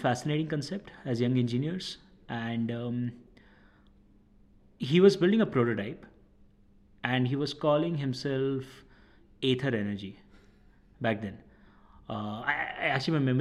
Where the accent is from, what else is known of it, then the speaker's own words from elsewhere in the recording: Ahmedabad, Gujarat, India; moved away as an adult; also born or lived in Rajasthan / Chennai; I'm originally from Rajasthan, born and brought up in Ahmedabad